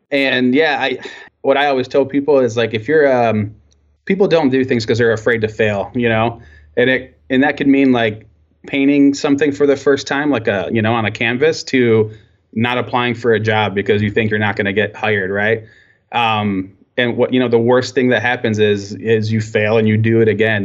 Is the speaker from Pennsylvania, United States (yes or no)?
no; Michigan, United States; I was born here and, uh, and yeah, so I'm, I'm, um, um, very proud to be from Michigan